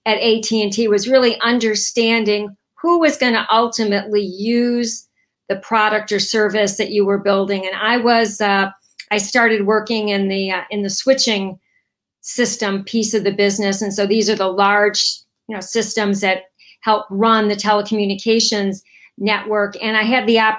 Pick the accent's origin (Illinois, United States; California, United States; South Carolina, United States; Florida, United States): Illinois, United States; Chicago; moved away as an adult; also born or lived in New Jersey; I'm originally from Chicago and grew up in the Midwest